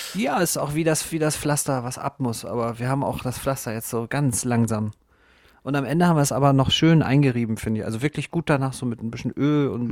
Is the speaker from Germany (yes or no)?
yes; Northern Germany, Germany; als Norddeutscher